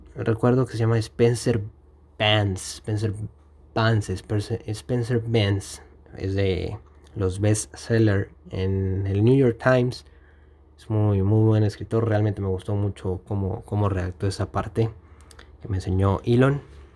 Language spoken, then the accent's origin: Spanish; Mexico; aquí en mi país, que es México